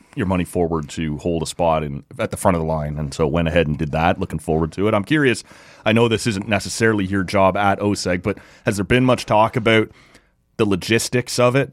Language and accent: English; Ottawa, Ontario, Canada; my hometown